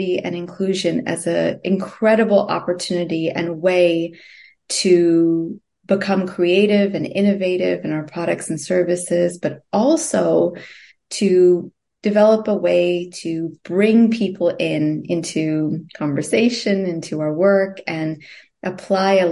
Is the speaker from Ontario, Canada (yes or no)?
yes; Toronto, Ontario, Canada; moved away as an adult; also born or lived in Singapore; now in United States; And growing up in Canada, I grew up in Toronto